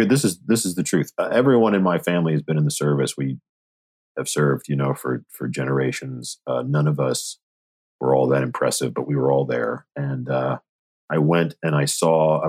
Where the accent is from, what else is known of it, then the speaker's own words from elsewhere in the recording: Seattle, Washington, United States; moved away as an adult; I was born in Seattle, Washington. I lived in Seattle, Washington until I was 18